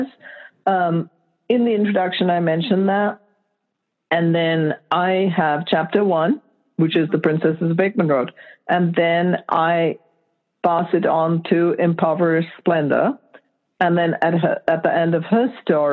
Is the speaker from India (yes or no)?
no; Lahore, Punjab, Pakistan; moved away; us three sisters growing up in Lahore, Pakistan in the 50s and 60s, and pretty much covers the time there until we left.